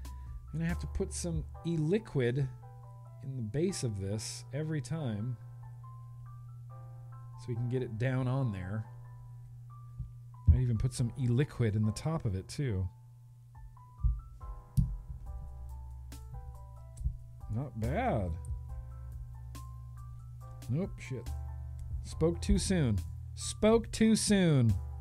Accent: United States; I'm an American

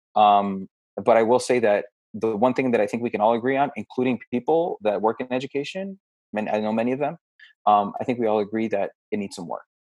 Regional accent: United States; we are American

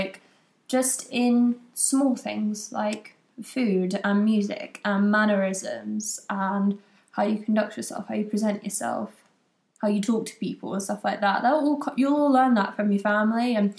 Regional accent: United Kingdom; We're both British, yeah.

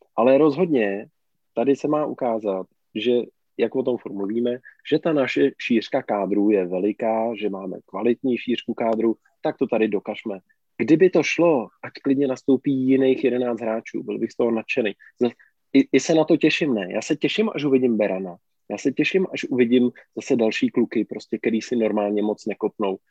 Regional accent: Karlovy Vary Region, Czechia; já jsem z Karlovarska

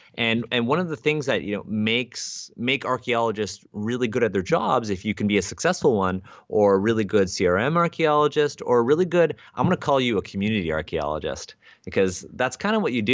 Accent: Canada; I'm Asian Canadian

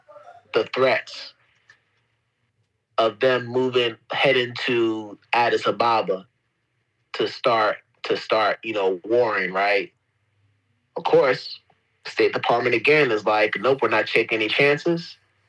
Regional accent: United States; being American and living in this country, you realize, the amount of privileges you have, like how easy things are.

